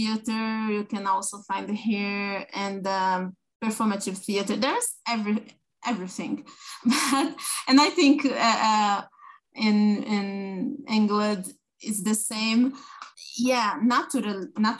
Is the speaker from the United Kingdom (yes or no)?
no; São Paulo countryside, Brazil; now in São Paulo, Brazil; I was born in Sao Paulo, but I lived in the countryside for a long time